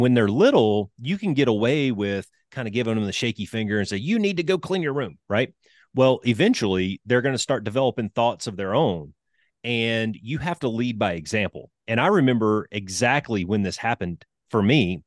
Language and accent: English; Alabama, United States; I'm a country boy. I grew up in Alabama